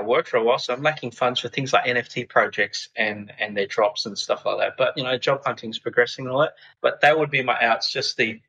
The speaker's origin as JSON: {"language": "English", "town": "Darwin", "region": "Northern Territory", "country": "Australia", "tie": "born or raised there", "moved": "yes", "lives_now": "Hong Kong", "said": "I grew up in Darwin, again, in the tropics."}